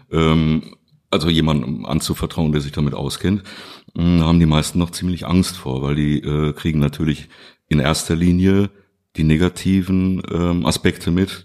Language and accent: German; Duisburg, North Rhine-Westphalia, Germany; moved away as an adult; now in Krefeld, Germany; ich bin da geboren worden in Duisburg-Rheinhausen und ähm, ich habe wirklich in unterschiedlichsten Stadtteilen gelebt